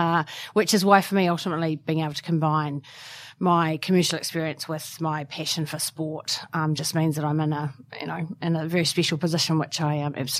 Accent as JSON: {"language": "English", "town": "Wagga Wagga", "region": "New South Wales", "country": "Australia", "tie": "born there", "also_born_or_lived": "New Zealand", "said": "I know I don't sound like it, but I was born in Wagga. My dad was there coaching rugby league in the 70s."}